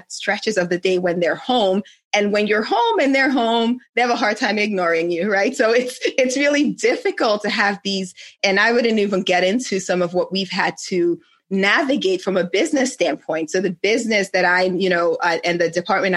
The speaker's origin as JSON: {"language": "English", "country": "Nigeria", "moved": "yes", "said": "my home country in Nigeria"}